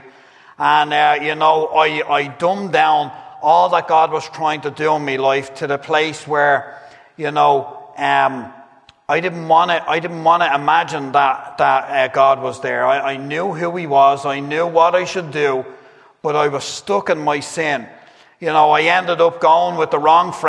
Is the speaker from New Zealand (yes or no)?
no; Dublin, Leinster, Ireland; I grew up Catholic down in Dublin